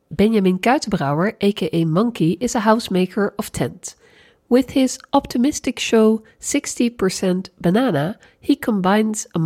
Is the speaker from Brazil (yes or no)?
no; Sweden; I'm also from Sweden and a partner acrobat